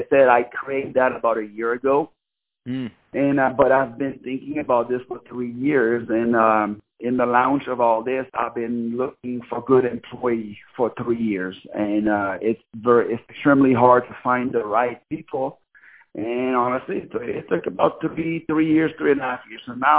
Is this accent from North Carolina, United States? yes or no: no; Louisiana, United States; now in Los Angeles, United States; because I'm from Louisiana, so when I came over here, I saw LA as this big big money making